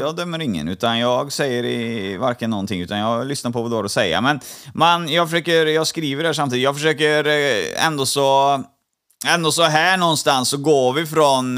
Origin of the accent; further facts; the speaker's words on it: Trollhättan, Västra Götaland, Sweden; Jag är uppvuxen i Halvorstorp